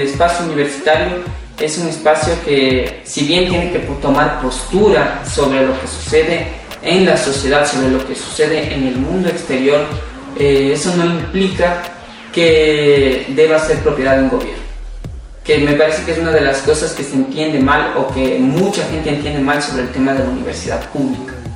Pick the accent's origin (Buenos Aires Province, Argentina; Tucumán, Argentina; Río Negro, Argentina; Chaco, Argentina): Buenos Aires Province, Argentina; Avellaneda; soy de la localidad de Villa Dominico, en Avellaneda, Buenos Aires.